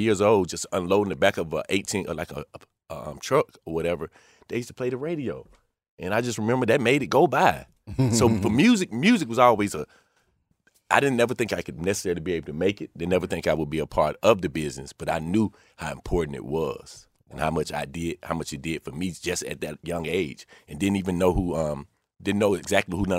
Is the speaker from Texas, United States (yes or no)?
no; Atlanta, Georgia, United States; I was born in Atlanta